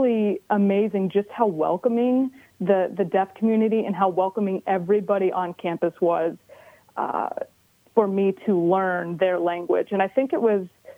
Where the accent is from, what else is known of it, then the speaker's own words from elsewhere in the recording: Ohio, United States; We're all from Ohio.